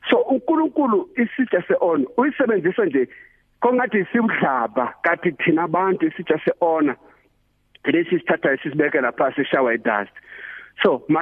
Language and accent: Zulu; Mozambique; moved away; ekhaya le eMozambique